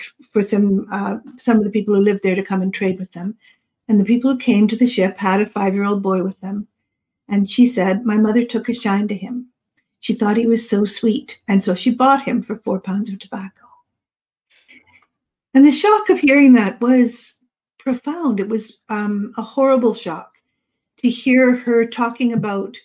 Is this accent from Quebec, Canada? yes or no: no; Yarmouth, Nova Scotia, Canada; also born or lived in British Columbia; I grew up in Nova Scotia. I was actually born in BC. And we moved to Nova Scotia when I was 7.